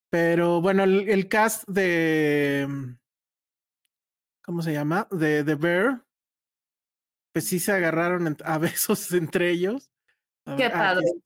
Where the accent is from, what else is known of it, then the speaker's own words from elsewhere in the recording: Mexicali, Baja California, Mexico; Sorry, me siento excluido, soy de Mexicali.